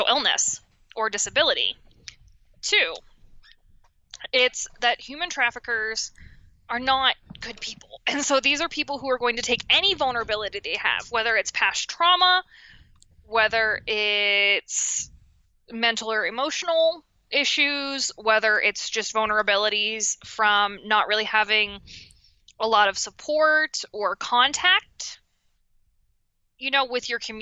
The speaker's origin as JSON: {"language": "English", "town": "Washington", "region": "Pennsylvania", "country": "United States", "said": "I'm from Washington, Pennsylvania, which mm-hmm. is right outside Pittsburgh"}